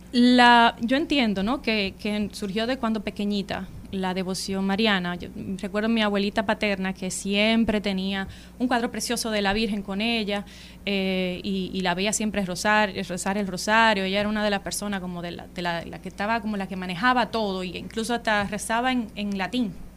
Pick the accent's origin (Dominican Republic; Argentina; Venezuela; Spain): Dominican Republic; Santo Domingo, Distrito Nacional; now in Austria; sí nací en Santo Domingo, en el Distrito Nacional